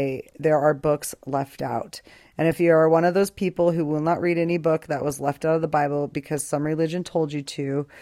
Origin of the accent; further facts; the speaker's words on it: Boise, Idaho, United States; moved away as an adult; now in Albuquerque, United States; I grew up in Boise, Idaho for 21 years. I lived there, moved to Albuquerque, New Mexico, lived here 22 years